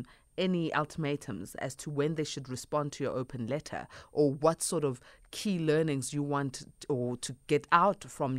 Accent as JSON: {"language": "English", "country": "South Africa", "said": "All of us as South Africans"}